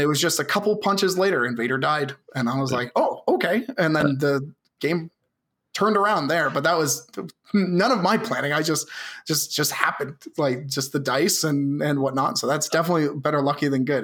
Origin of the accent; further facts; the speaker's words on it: Southern Ontario, Canada; I'm from Southern Ontario.